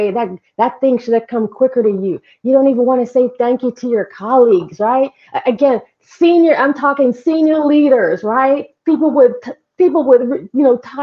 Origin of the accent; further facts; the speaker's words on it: Jamaica; now in United States; I'm Jamaican.